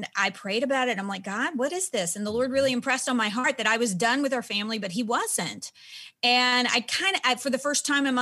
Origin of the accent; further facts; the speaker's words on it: Nashville, Tennessee, United States; I'm from Nashville